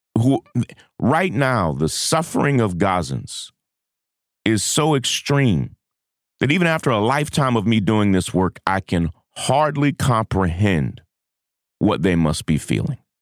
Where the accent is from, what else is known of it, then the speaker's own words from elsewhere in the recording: United States; as an American